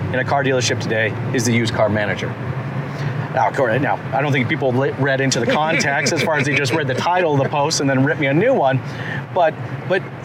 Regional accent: Toronto, Ontario, Canada; I come from Toronto

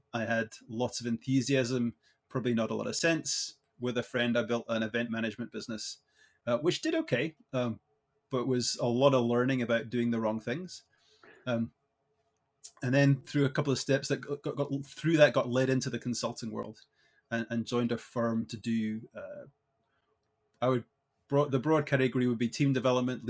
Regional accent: Edinburgh, Scotland, United Kingdom; moved away as an adult; now in Canada; I was born and raised in Edinburgh in Scotland, so I am a proud Scot

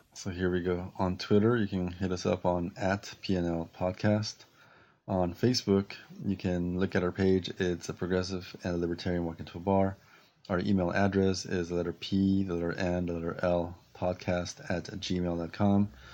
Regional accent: Peru; now in United States; in my country, where, where I was born in Peru

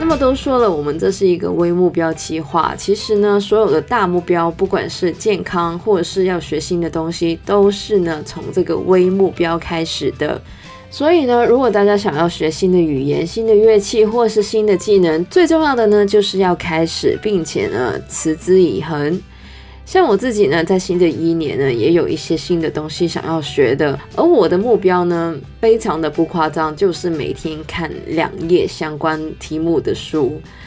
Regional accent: Canada; now in Hong Kong; 虽然呢我是加拿大人

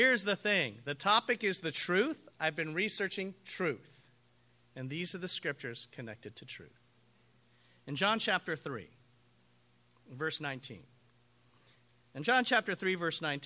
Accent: United States; I'm an American.

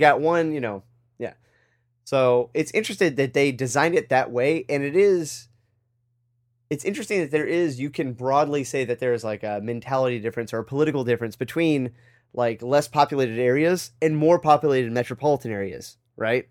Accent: United States; being an American

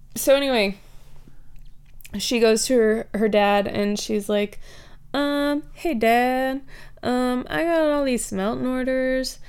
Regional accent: Kentucky, United States; I'm from Kentucky

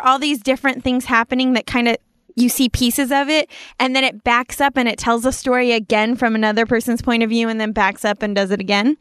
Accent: Apple Valley, California, United States; I grew up in Apple Valley

